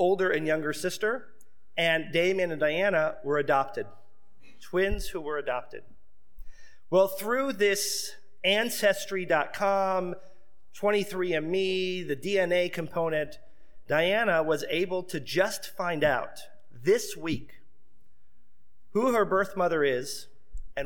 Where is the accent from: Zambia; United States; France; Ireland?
United States; Seminole, Florida; When I was a young boy, I grew up outside of Tampa in a small city called Seminole, Florida